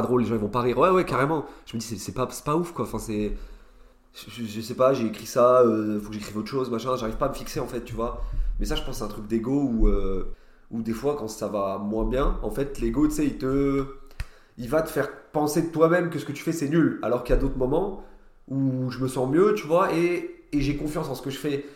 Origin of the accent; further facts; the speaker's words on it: Nancy, Grand Est, France; moved away as an adult; now in Paris, France; j'ai grandi à Nancy et je suis parti en gros il y a deux ans à Paris